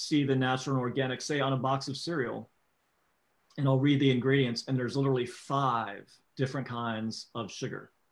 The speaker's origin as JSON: {"language": "English", "region": "Florida", "country": "United States", "tie": "born or raised there", "said": "I grew up in Florida"}